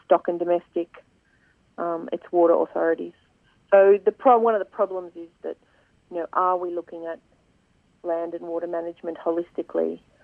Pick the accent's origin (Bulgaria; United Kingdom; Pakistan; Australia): Australia; Swan Hill, Victoria; moved away; I was born in Swan Hill um, so I grew up there and have lived there for quite a bit of my life